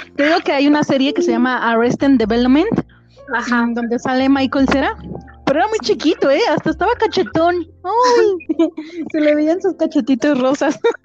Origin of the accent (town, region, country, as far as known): Mexico